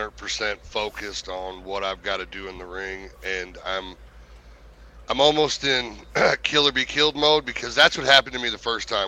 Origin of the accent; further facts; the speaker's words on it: St. Louis, Missouri, United States; St. Louis is my hometown. That's where I grew up